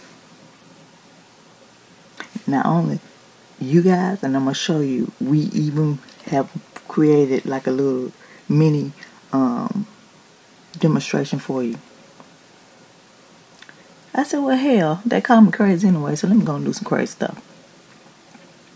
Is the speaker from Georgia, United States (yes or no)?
yes; Decatur, Georgia, United States; also born or lived in East Atlanta, Georgia; I'm from Decatur West Grade by way of East Atlanta where it matters. Dirty South.